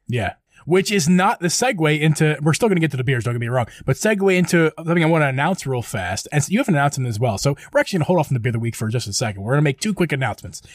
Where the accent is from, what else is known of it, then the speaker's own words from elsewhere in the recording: near Downingtown, Pennsylvania, United States; not to my hometown, but very close to my hometown in Downingtown, PA